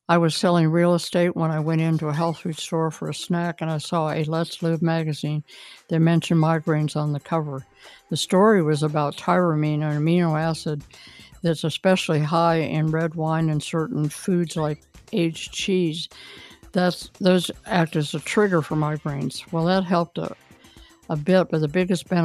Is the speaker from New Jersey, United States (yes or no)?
no; Columbus, Ohio, United States; I was born in the University Hospital at OSU